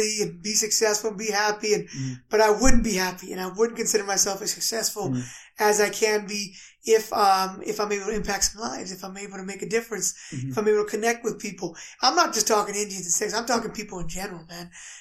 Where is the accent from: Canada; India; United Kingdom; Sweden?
Canada; We're Canadian